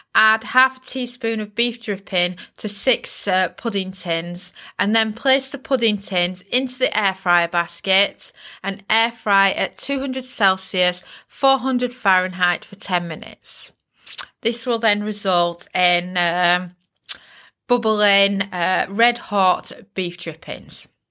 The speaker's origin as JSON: {"language": "English", "town": "Bridlington", "region": "Yorkshire and the Humber", "country": "United Kingdom", "tie": "born or raised there", "accent": "Yorkshire", "said": "I was raised in the East Yorkshire seaside town of Bridlington"}